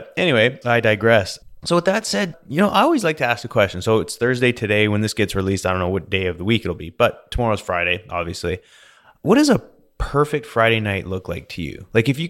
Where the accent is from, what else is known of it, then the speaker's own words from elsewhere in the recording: Alberta, Canada; I'm from Alberta, you know, still used to the conversion, you know, metric, you know, kilometers per hour, miles per hour, just kind of, you know.